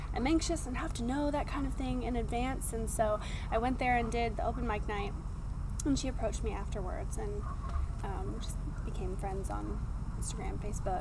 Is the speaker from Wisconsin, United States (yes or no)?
no; Washington, United States; moved away as an adult; I am from um, Washington State